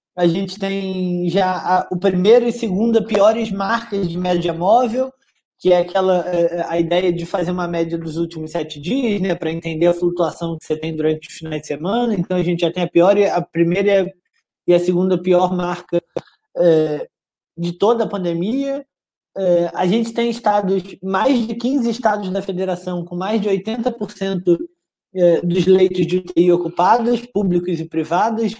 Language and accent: Portuguese; Brazil; Gente como eu, brasileiros como eu e você